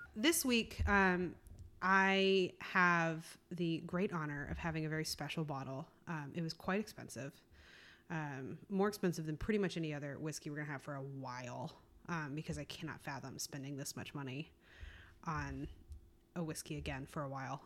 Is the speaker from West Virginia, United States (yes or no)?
no; South Carolina, United States; moved away as an adult; I grew up in South Carolina